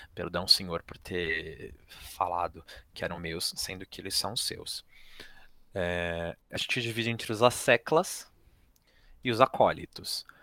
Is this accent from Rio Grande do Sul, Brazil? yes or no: no; São Paulo, Brazil; eu fui nascido e criado aqui em São Paulo